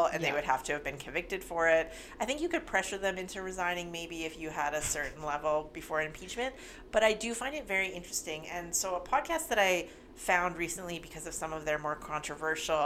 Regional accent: Canada; we're Canadian

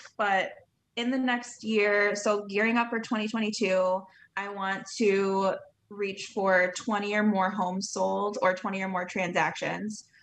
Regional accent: Ludington, Michigan, United States; I'm from Ludington, Michigan

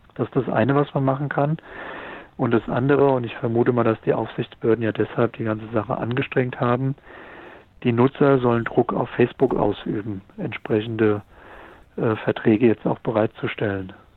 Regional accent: Mainz, Rhineland-Palatinate, Germany; ich komme ja aus Mainz, in der Fastnachtshochburg.

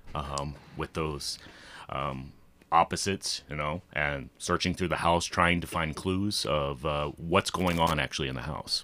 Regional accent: Ocala, Florida, United States; now in Albertville, United States; am born and raised in Ocala, Florida

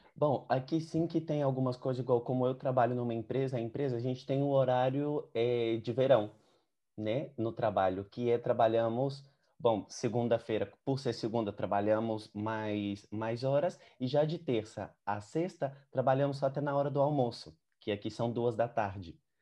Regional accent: Patos de Minas, Minas Gerais, Brazil; now in Alicante, Spain; eu sou de Minas, sou de uma cidade no Brasil que chama Patos de Minas, e aqui na Espanha moro em Alicante

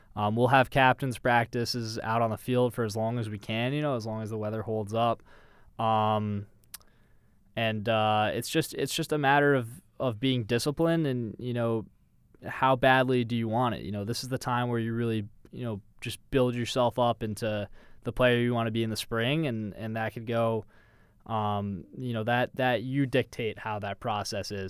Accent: Westchester, New York, United States; I'm from Westchester, New York

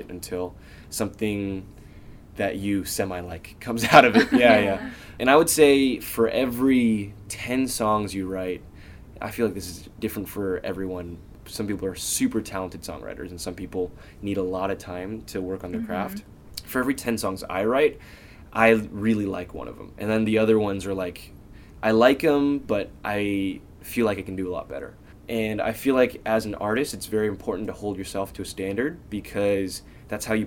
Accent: Bay Area, California, United States; growing up in the Bay Area

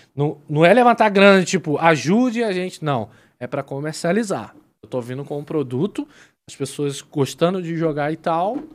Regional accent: Brazil; sendo brasileiro

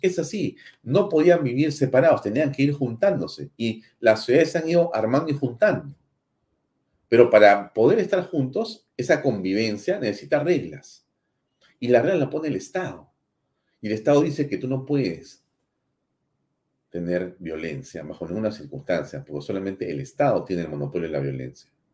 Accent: Peru; Soy orgulloso de ser peruano

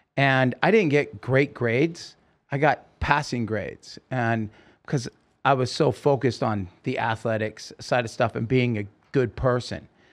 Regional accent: Oregon, United States; now in California, United States; As a kid, I grew up in Oregon

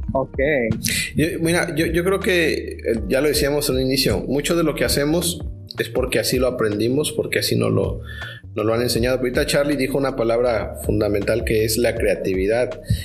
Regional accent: Mexico; yo como mexicano

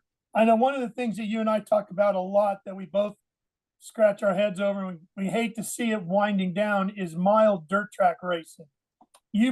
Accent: Sacramento, California, United States; out in Sacramento, my hometown.

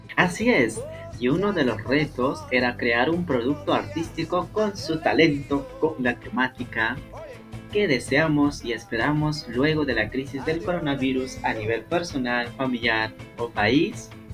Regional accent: Peru

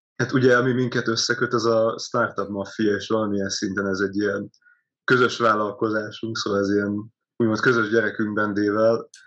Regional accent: Karcag, Jász-Nagykun-Szolnok, Hungary; én Karcairól származom, Jász Nagykun Szónak megyéből, az félúton van Szolnok és Debrecen között

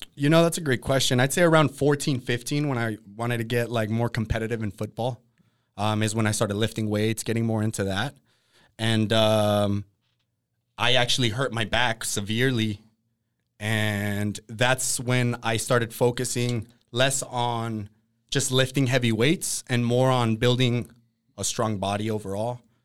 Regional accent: Oxnard, California, United States; also born or lived in Colorado; I grew up in Oxnard

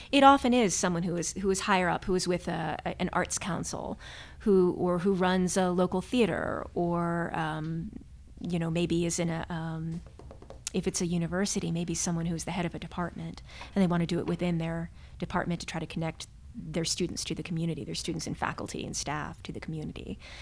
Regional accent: Morgantown, West Virginia, United States; moved away as an adult; also born or lived in Amherst, Massachusetts; I was born and raised in Morgantown, West Virginia, another college town

